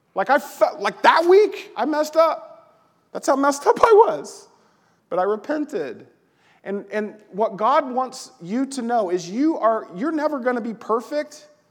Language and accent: English; the South, United States; now in Collinsville, United States; I'm from the South.